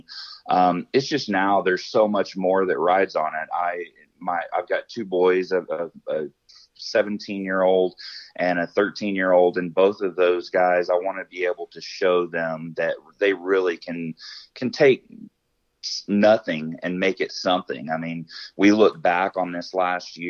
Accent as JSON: {"language": "English", "region": "Arkansas", "country": "United States", "tie": "born or raised there", "moved": "as an adult", "lives_now": "Colorado, United States", "said": "I grew up in the South. I grew up in Arkansas"}